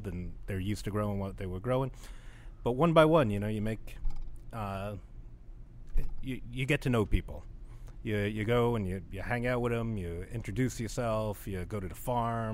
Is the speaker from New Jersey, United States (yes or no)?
yes; Jersey City, New Jersey, United States; moved away as an adult; now in New Orleans, United States; I'm from Jersey City